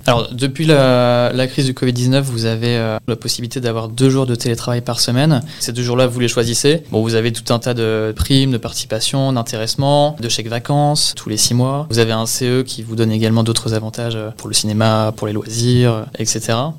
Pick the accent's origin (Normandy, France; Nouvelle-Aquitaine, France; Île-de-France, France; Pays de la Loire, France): Normandy, France; Le Havre; also born or lived in Rouen; je viens de, la ville du Havre, en Normandie, donc en Seine-Maritime, où j'ai fait euh, grande partie de, de mes études jusqu'au bac